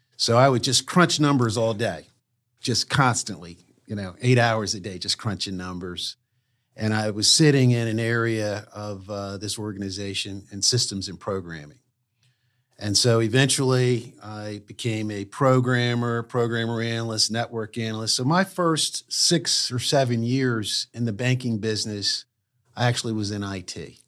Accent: Wilmington, Delaware, United States; I grew up in Wilmington, Delaware

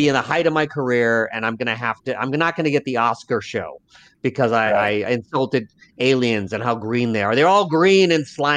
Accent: United States; first language Lao; also born or lived in Laos / Northeast US; now in New Orleans, United States; I'm an American. I grew up in America. I'm Laotian, but I'm an American

